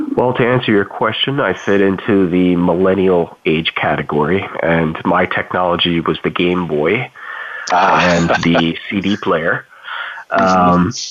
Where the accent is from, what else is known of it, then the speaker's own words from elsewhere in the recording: Toledo, Ohio, United States; my hometown area where i grew up, grew up in uh, toledo ohio